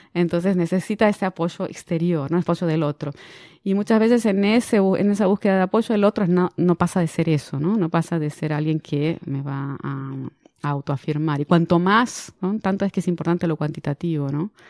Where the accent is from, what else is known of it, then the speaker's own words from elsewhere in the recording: Argentina; moved away as an adult; now in Brazil; soy argentina, pero vivo en Brasil hace 25 años